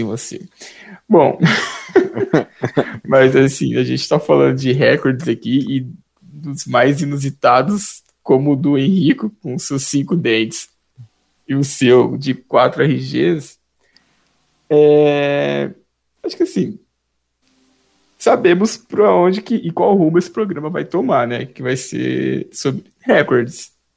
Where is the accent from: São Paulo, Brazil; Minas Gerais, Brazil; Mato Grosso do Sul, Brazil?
São Paulo, Brazil; Taquaritinga; sou natural de Itaquaritinga, que é pertinho de Grão Preto